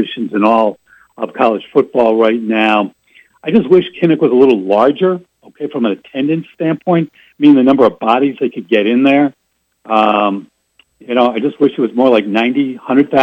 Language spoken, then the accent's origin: English; New Brunswick, New Jersey, United States; I grew up around the Rutgers campus